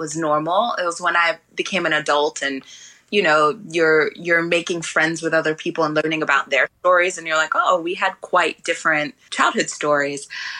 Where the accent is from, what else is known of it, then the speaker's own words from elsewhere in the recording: London, United Kingdom; now in United States; at least where I was raised in London, everybody was sort of an immigrant.